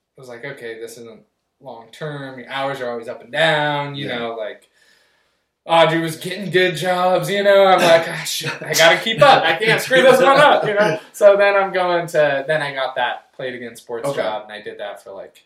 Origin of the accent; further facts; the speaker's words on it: Richland, Washington, United States; growing up in Tri-Cities